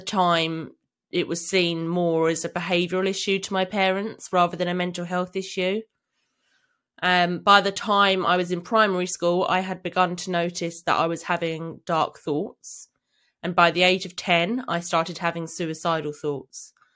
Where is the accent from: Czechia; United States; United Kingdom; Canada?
United Kingdom; London; I grew up in London, living with my parents